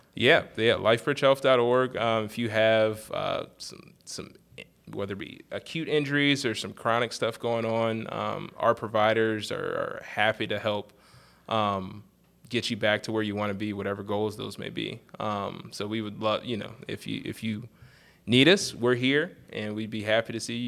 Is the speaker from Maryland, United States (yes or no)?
yes; Eastern Shore of Maryland, United States; I'm originally from the Eastern Shore of Maryland, um, and I went to high school at, uh, Parkside High School